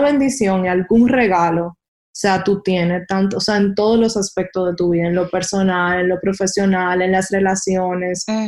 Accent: Dominican Republic; moved away as an adult; como buen dominicano

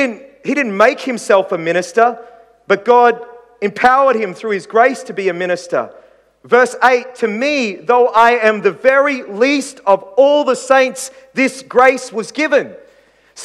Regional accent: Queensland, Australia; I come from Queensland, for goodness sake. We Queenslanders are probably the most patriotic people in Australia. I remember growing up as a young kid in Queensland

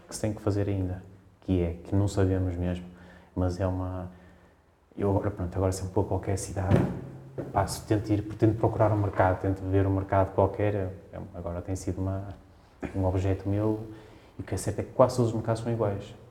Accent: Braga, Norte, Portugal; now in Lisbon, Portugal; Eu sou bracarense

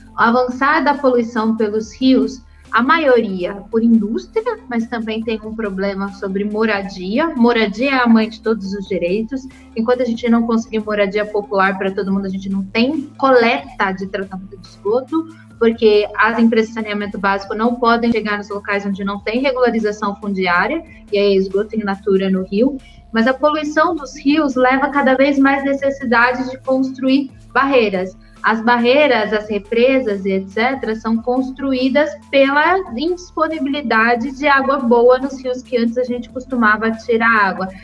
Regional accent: Itu, São Paulo, Brazil; Eu sou de Tu

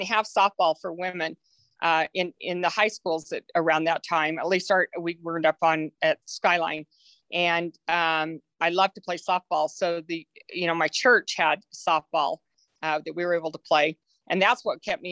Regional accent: Salt Lake City, Utah, United States; I grew up in Salt Lake City, Utah, over in Holiday.

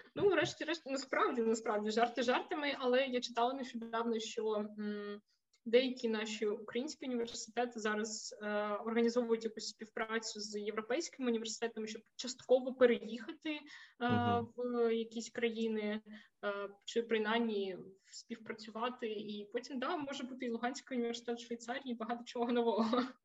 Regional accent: Zaporizhzhia, Zaporizhzhia Oblast, Ukraine; moved away as an adult; also born or lived in Kharkiv, Ukraine; now in Horní Bludovice, Czech Republic; Я принципі ж родом із Запоріжжя

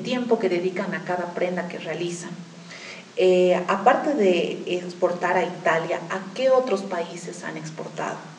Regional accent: Bolivia; recién como bolivianos estamos empezando a valorar

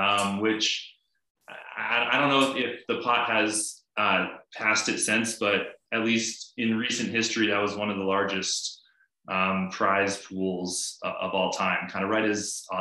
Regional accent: Boulder, Colorado, United States; growing up in Boulder

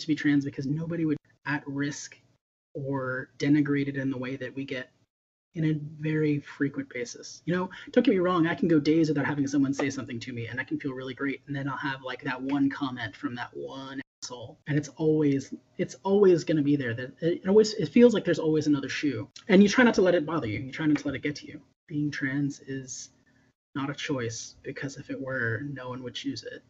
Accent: Lynchburg, Virginia, United States; I grew up in Lynchburg, Virginia

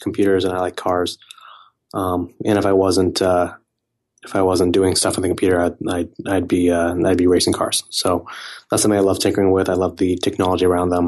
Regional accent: Silicon Valley, California, United States; I grew up around a lot of, um, technology companies growing up in Silicon Valley

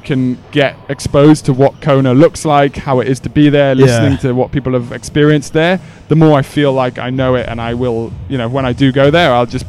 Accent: United Kingdom; my heart's with Brownlee being British

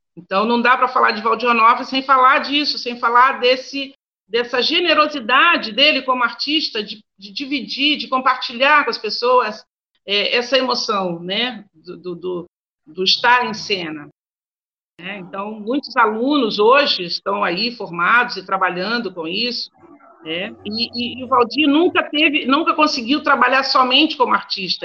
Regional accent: Campo Grande, Mato Grosso do Sul, Brazil; now in Santa Catarina, Brazil; Sou é, nascida em Campo Grande, né? Faço questão de dizer que aí é minha terra. É, vivi por um bom tempo em Campo Grande

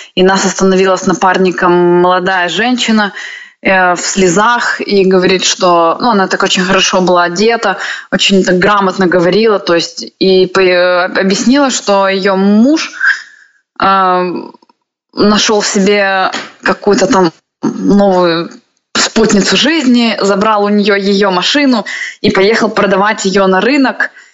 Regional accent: Sevastopol, Crimea, Ukraine; moved away

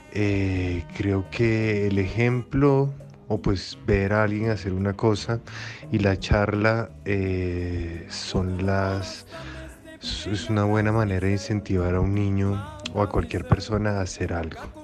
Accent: Bogotá, Colombia; also born or lived in Lima, Peru; yo soy un migrante, yo vine de Perú a los cuatro años, de Lima, y llegué a Bogotá

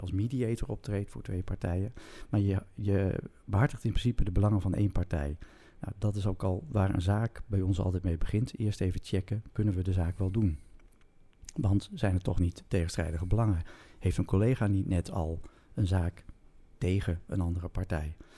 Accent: Groningen, Netherlands; ik kom uit Groningen

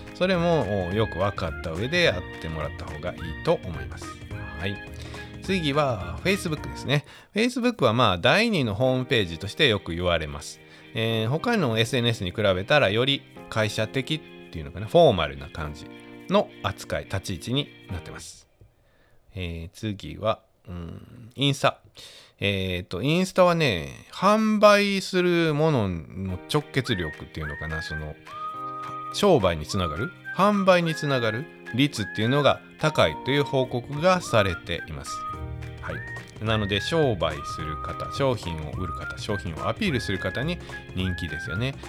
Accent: Wakayama, Japan; 僕も和歌山

